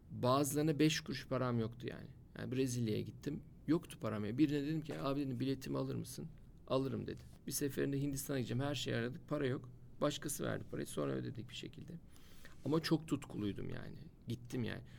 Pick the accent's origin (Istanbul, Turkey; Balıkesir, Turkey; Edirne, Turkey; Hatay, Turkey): Edirne, Turkey; Gene tesadüfen ilk başladığımız il Edirne. Vallahi tesadüf bunlar. O da benim e, Edirneliyim ben. Edirne'den başladı ilk il olarak.